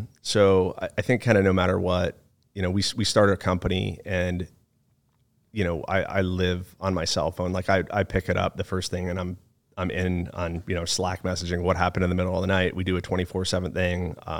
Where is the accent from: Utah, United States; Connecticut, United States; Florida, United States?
Connecticut, United States; Monroe; also born or lived in Chicago / Phoenix; but I was born in Chicago, moved to Phoenix, Arizona from the time I was 2 to the time I was 10. And then I lived in a town called Monroe, Connecticut from the time I was 10 to 18.